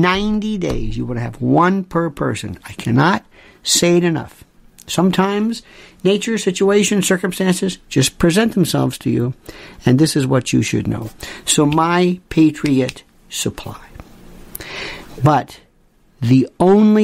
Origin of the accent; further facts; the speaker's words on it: Florida, United States; Growing up in Florida